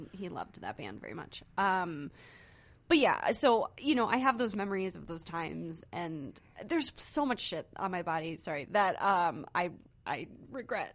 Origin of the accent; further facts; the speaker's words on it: Saint Charles, Missouri, United States; also born or lived in Cape Girardeau, Missouri; Saint Charles, Missouri